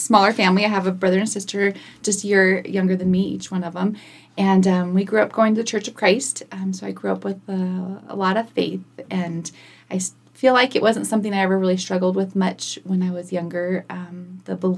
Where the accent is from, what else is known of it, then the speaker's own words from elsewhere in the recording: Kingman, Arizona, United States; also born or lived in El Centro, California; now in Prescott, United States; I grew up in Kingman. Well, I was born in Southern California in El Centro